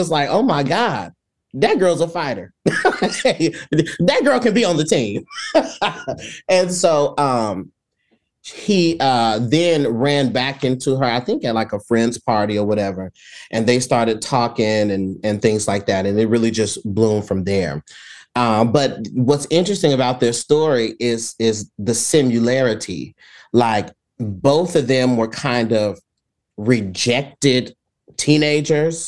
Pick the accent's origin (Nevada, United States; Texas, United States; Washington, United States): Texas, United States; San Antonio; accent: southern; I'm from San Antonio, Texas